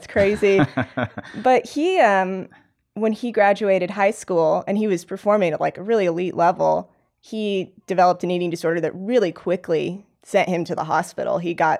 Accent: Indiana, United States; I mean, I'm from Indiana, so I'm not from like a climbing mecca.

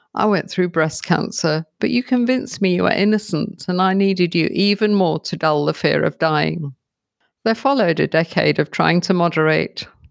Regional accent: United Kingdom; also born or lived in London; now in South Africa; I'm a Brit living in South Africa

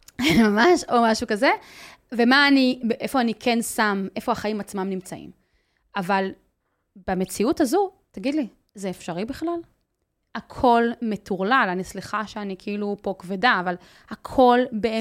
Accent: Migdal HaEmek, Northern District, Israel; moved away as an adult; now in Haifa, Israel; אני חיה בחיפה, גדלתי במגדל העמק, אבל חיה בחיפה

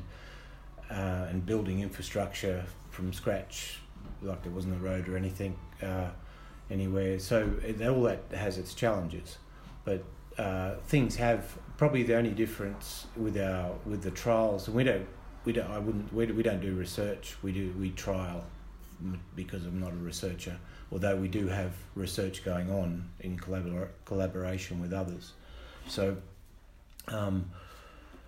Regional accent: Gilgandra, New South Wales, Australia; moved away as an adult; now in Kenya; I grew up in Gilgandra on a family farm

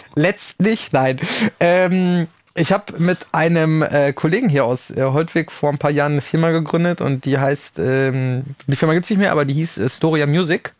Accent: Rüthen, North Rhine-Westphalia, Germany; ich komme aus dem Sauerland

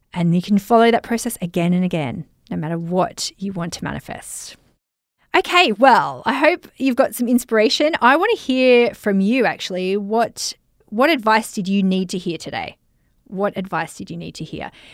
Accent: Germany; I'm from Germany and I'm a social media marketing mentor

